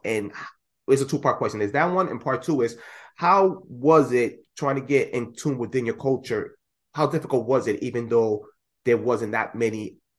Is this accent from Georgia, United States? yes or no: no; New Jersey, United States; moved away; also born or lived in Lynn, Massachusetts / Lawrence, Massachusetts; So I grew up in Lawrence. I originally grew up in Jersey. So in Jersey, they actually have a Cuban community out there.